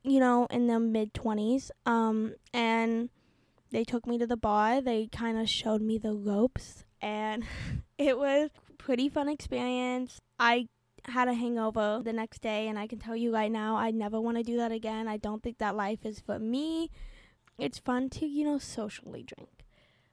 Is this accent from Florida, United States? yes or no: yes; Florida, United States; I was born and raised in Florida.